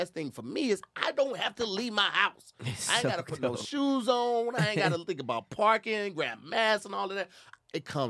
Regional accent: Midwest, United States; moved away; come from the Midwest

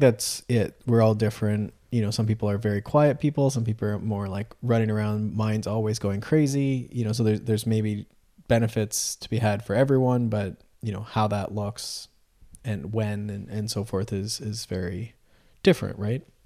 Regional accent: Canada; I'm from Canada

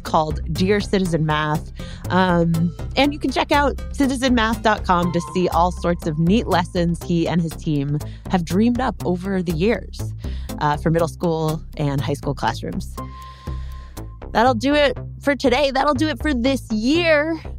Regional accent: India; from India.

